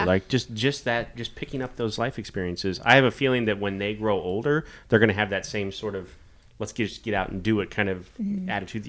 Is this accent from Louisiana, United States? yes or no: no; Kansas, United States; so I grew up in Kansas too.